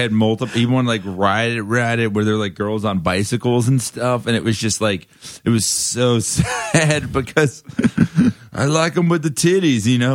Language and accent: English; Davie, Florida, United States; now in Brooklyn, United States; I'm from Florida.